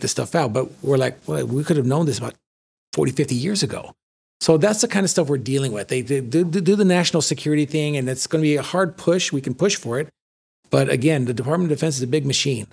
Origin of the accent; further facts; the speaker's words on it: San Fernando, California, United States; moved away as an adult; also born or lived in Sylmar, California; I grew up in Los Angeles, born and raised in San Fernando, in the valley